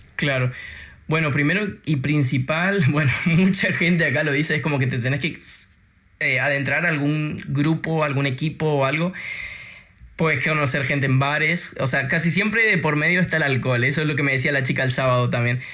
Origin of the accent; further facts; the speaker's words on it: Argentina; now in Denmark; yo soy argentino